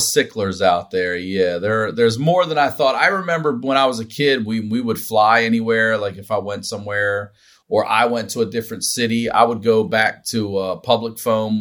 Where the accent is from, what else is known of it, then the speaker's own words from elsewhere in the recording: Maryland, United States; I'm from Maryland, which is a touch Southern